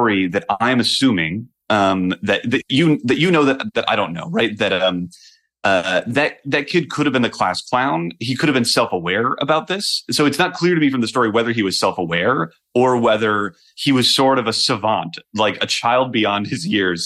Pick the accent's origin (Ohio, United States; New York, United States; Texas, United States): Ohio, United States; I grew up in Ohio